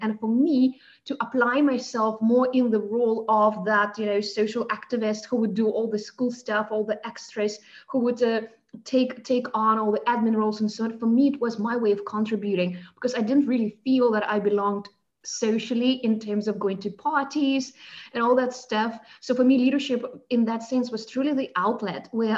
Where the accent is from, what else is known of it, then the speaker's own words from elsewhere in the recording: Moscow, Russia; accent: South African undertones, Russian undertones; moved away as an adult; also born or lived in South Africa; now in Germany; I was born and raised in Moscow in Russia, and I moved to Germany 13 years ago